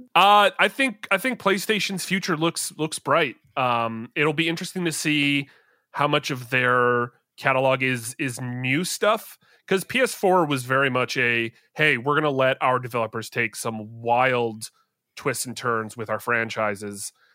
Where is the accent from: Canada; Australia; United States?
Canada; I'm Canadian